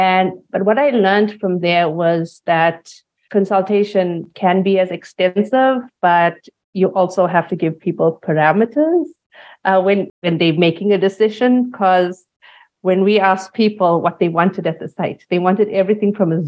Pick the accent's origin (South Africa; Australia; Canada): South Africa; I am South African